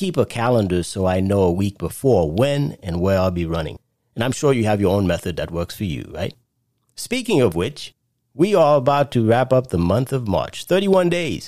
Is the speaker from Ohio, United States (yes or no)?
no; New York City, New York, United States; moved away; I no longer live in New York, but I grew up in Brooklyn